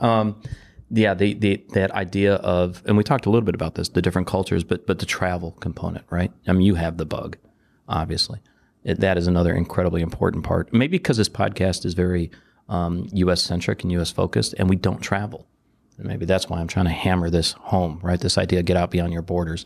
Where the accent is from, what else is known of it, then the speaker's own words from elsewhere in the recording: Detroit, Michigan, United States; Growing up in Detroit